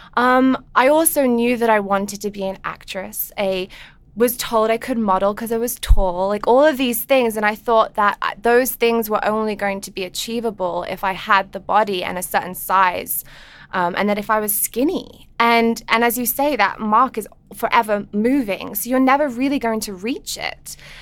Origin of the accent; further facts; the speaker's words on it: England, United Kingdom; moved away; I grew up in England